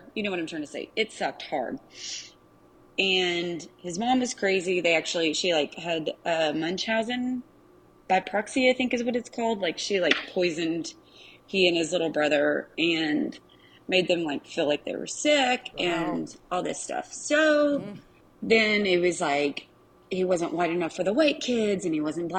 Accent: Arkansas, United States; accent: Arkansas; My accent is a super strong Arkansas accent.

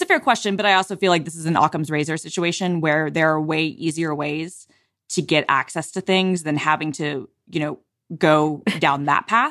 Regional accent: United States; accent: American; my Americanness and my ugly American accent

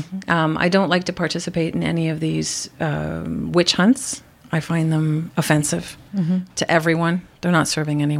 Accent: Montreal, Quebec, Canada

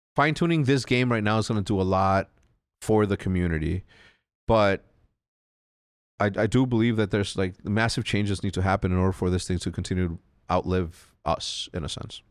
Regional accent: Mexico; moved away; growing up in Mexico

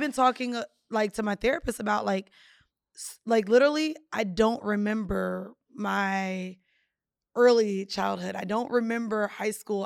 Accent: Jamaica; I'm Jamaican

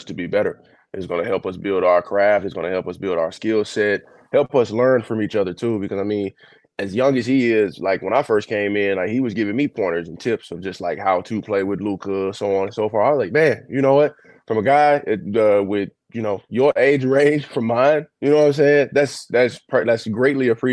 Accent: El Dorado, Arkansas, United States; now in Dallas, United States; from down south, El Dorado, Arkansas, you know, it's dope, because most of my family, like, they stay here on my dad's side. My hometown is like 4 hours away

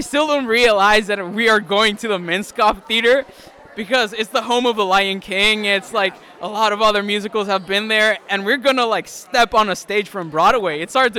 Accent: Mexico City, Mexico; now in Idaho, United States; I am from Idaho Arts Academy. It's a boarding school, but I'm originally from Mexico City.

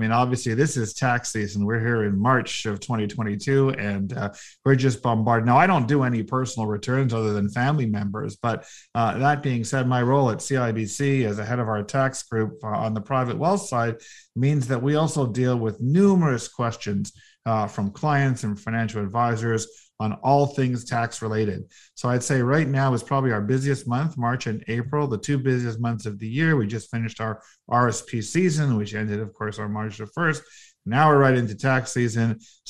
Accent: Toronto, Ontario, Canada; Well, I was born here in Toronto. So I was born at Mount Sinai Hospital in the late 60s.

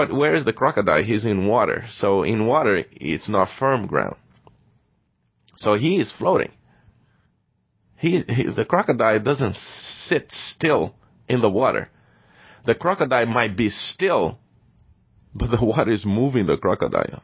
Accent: Brazil; moved away as an adult; I was born and raised in Brazil

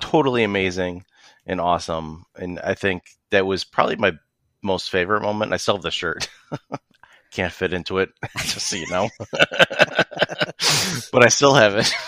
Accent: Rochester, New York, United States; also born or lived in Buffalo; I was born here in Rochester.

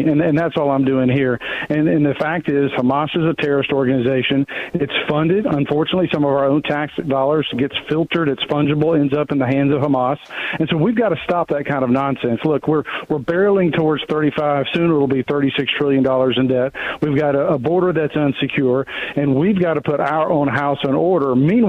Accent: Tennessee, United States; It's a great part of the country. I'm biased. I grew up in Tennessee.

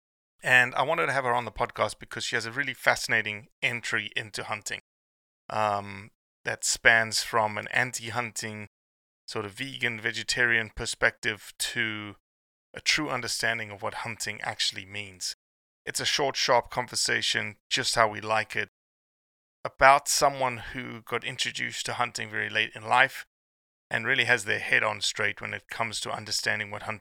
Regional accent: South Africa; moved away as an adult; now in United States; I'm still a South African

